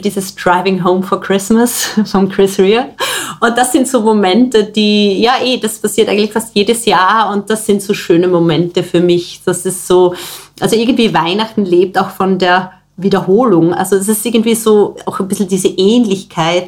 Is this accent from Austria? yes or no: yes; Styria, Austria; now in Vienna, Austria; Ich komme ursprünglich aus der Steiermark, wo meine Familie auch noch wohnt.